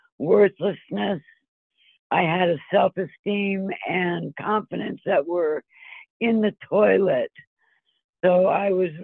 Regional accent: Ohio, United States; also born or lived in Philadelphia / Colorado / California; It all started, I'm from Philadelphia. That's where I was born. And my family moved as far west as Ohio. And then I continued to travel west to Colorado and then to California.

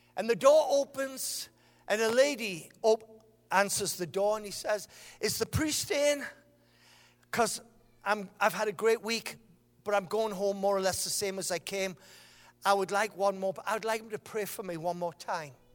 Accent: Sunderland, North East England, United Kingdom; I am from Sunderland

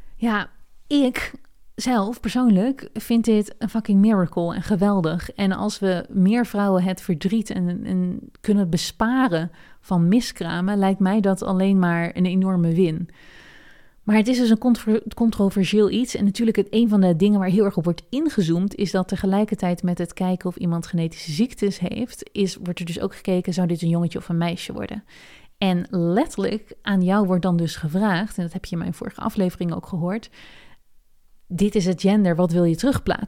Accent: Netherlands; now in United States; ik ben ook een Nederlander en ik ben in Amerika.

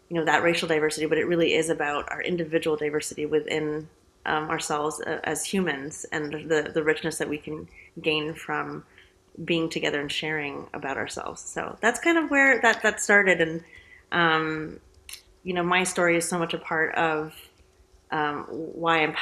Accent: California, United States; Um, San Francisco Bay Area.

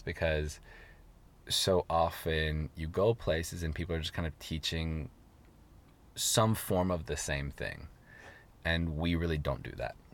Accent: Seattle, Washington, United States; moved away as an adult; now in Los Angeles, United States; I'm from Seattle. I have a lot of support in Seattle. My family lives there. All my best friends live there

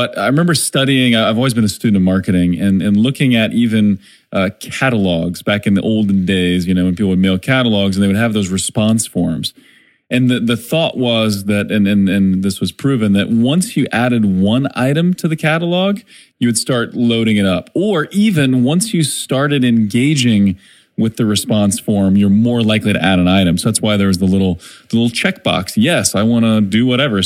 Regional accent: Springfield, Missouri, United States; my hometown, Springfield, Missouri

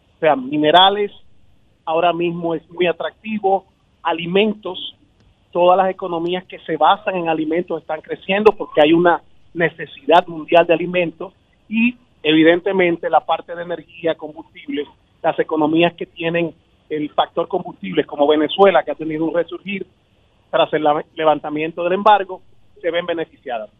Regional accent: Dominican Republic

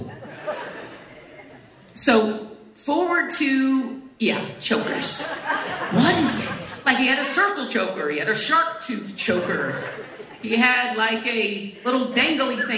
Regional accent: Wichita Falls, Texas, United States; also born or lived in Arlington, Texas; I grew up in Wichita Falls

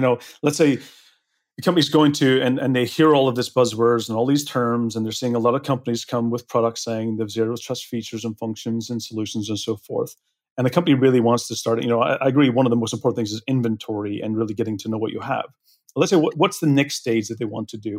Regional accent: Belfast, Northern Ireland, United Kingdom; moved away; I'm originally from Belfast

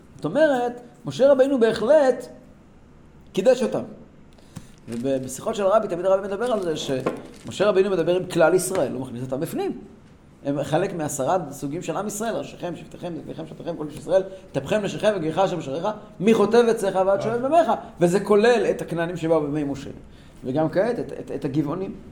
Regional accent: Tehran, Tehran Province, Iran; moved away; ואצלנו בטהרן

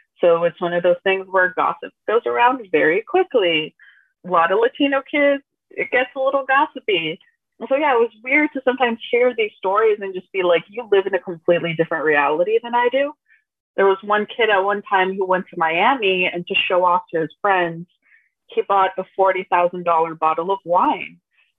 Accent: Brazil; also born or lived in Missouri, United States / Texas, United States; I was born in the States. I was born in Missouri. That's where both of my parents were studying for university. I was born there. We moved back to Brazil when I was like 1.5.

